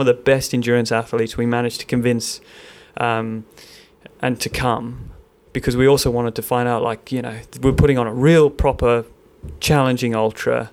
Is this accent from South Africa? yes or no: yes; South Africa; now in Melbourne, Australia; I'm South African